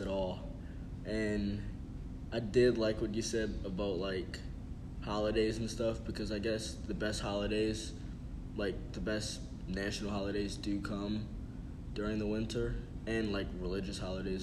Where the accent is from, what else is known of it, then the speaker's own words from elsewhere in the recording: Baltimore, Maryland, United States; I'm from Baltimore, Maryland.